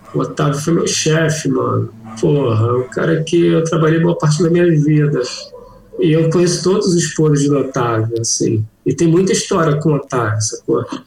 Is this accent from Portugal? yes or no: no; Rio de Janeiro, Brazil; Eu sou do Rio.